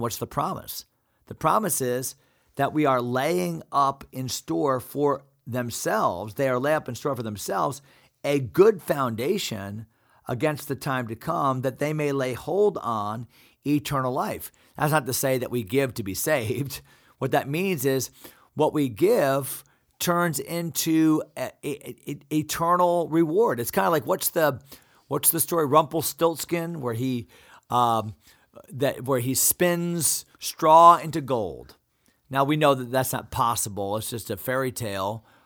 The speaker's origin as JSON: {"language": "English", "country": "United States", "said": "as American Christians"}